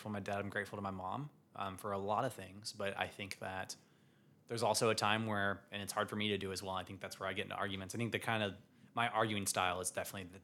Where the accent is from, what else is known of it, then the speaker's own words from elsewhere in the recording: Savannah, Georgia, United States; I'm from Savannah, Georgia